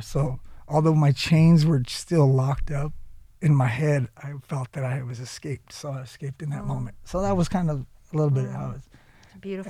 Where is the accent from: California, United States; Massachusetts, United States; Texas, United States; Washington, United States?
California, United States; San Jose; I'm actually from San Jose, California